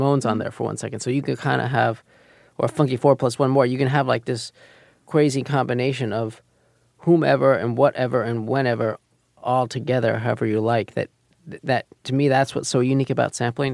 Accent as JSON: {"language": "English", "region": "New York", "country": "United States", "tie": "born or raised there", "said": "we grew up here in Manhattan"}